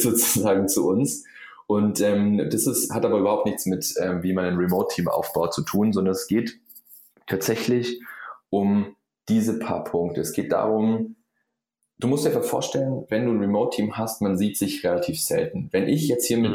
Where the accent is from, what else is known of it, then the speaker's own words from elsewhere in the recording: Allgäu, Bavaria, Germany; ich komme aus dem Allgäu, ja, Süden von Deutschland